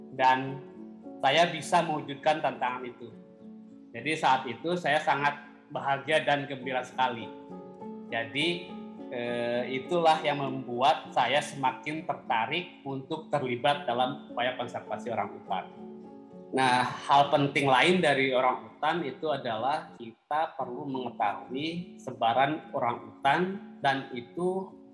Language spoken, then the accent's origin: Indonesian; Cianjur, West Java, Indonesia; moved away as an adult; also born or lived in West Kalimantan; now in Pangkalan Bun, Indonesia; Saya lahir di Cianjur, Jawa Barat